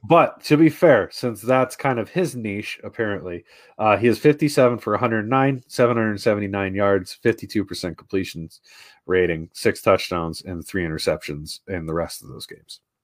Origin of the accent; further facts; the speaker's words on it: Wisconsin, United States; moved away; I grew up in Wisconsin.